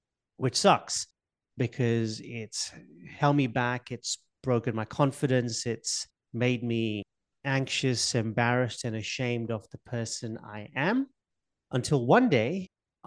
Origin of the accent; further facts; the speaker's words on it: Mombasa, Mombasa County, Kenya; moved away; I was born in Kenya, in Africa. I'm from a little island off the coast of Kenya called Mombasa